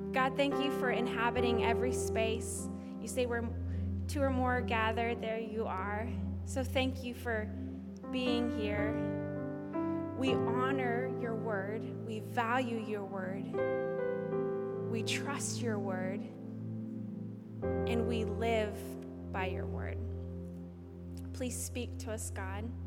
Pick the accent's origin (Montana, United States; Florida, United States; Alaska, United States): Alaska, United States; I was raised in the great state of Alaska